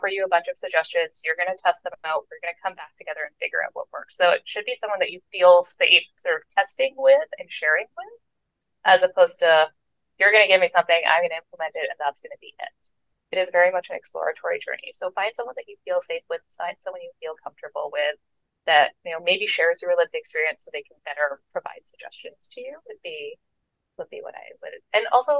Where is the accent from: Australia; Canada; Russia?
Canada; I am Canadian